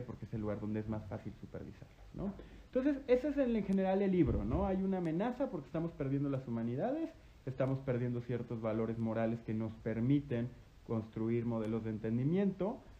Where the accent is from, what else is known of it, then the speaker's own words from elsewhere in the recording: Guanajuato, Mexico; desde mi primaria hasta mi, y toda mi secundaria estudié en el Lux, en el Instituto Lux en Guanajuato